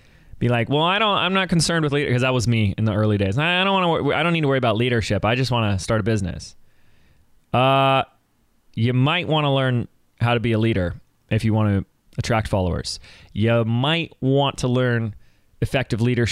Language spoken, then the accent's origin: English; Laguna Beach, California, United States; my hometown of Laguna Beach